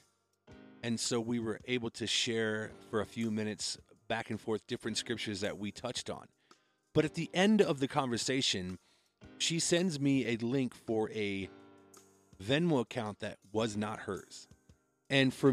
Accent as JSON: {"language": "English", "region": "Iowa", "country": "United States", "tie": "born or raised there", "moved": "yes", "lives_now": "Colorado, United States", "said": "I grew up in Iowa and I moved to Colorado"}